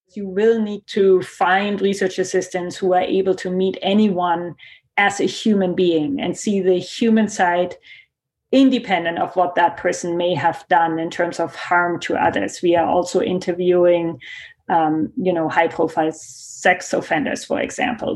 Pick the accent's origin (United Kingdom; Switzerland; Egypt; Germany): Germany; accent: German; English is a second language; now in Canada; my accent that you hear is German